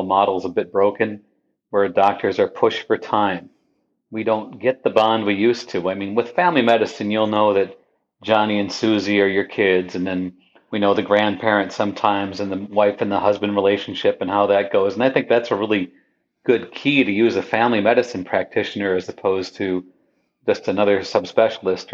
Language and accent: English; near Windermere, North Dakota, United States; moved away as an adult; also born or lived in San Diego, California / Redding, California; I grew up near Windermere, North Dakota